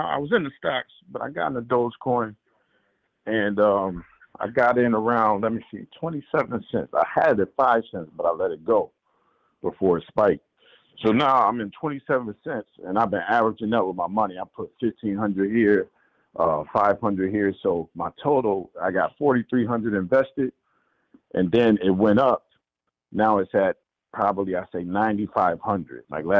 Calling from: Buffalo, New York, United States; This is …. I'm calling from Buffalo.

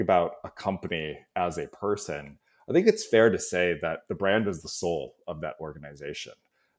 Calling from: San Francisco, California, United States; I'm in San Francisco Bay Area, so enjoying a nice 70-degree day here in the Bay Area.

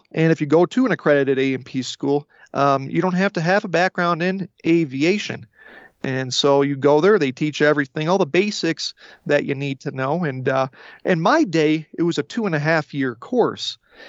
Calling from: the West, United States; Well, I'm on the western part of the U.S. right now.

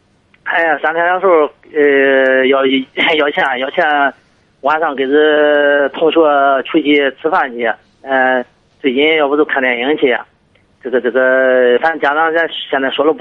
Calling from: Liaocheng, Shandong, China; 我是聊城的。

